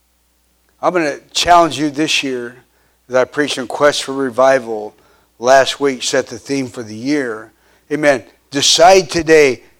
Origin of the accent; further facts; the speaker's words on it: Pittsburg, Kansas, United States; I grew up in Pittsburgh, Kansas